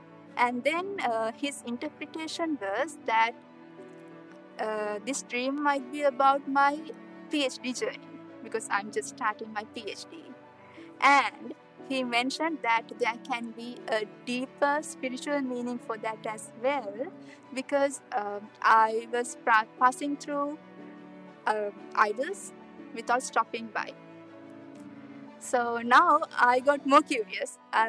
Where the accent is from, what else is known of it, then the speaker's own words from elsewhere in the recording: Sri Lanka; moved away as an adult; now in Kansas, United States; my home country is Sri Lanka. And I'm a second year graduate student studying for my PhD in chemistry at K-State. I've been raised in a strong Buddhist background